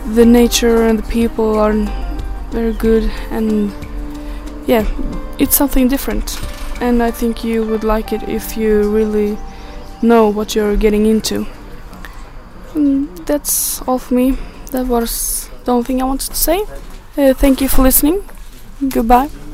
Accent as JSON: {"language": "English", "town": "Umeå", "region": "Västerbotten County", "country": "Sweden", "second_language": "English", "moved": "as an adult", "lives_now": "Edinburgh, United Kingdom", "said": "I am from Umeå, it's quite north in Sweden"}